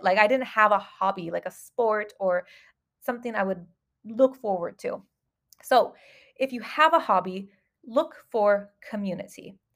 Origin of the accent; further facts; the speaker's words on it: Southern California, United States; moved away as an adult; now in Dubai, United Arab Emirates; I came from Southern California of the United States